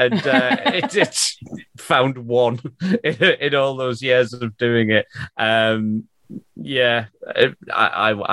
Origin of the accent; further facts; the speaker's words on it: Gateshead, North East England, United Kingdom; I'm from Gateshead, so I've probably got access to firearms.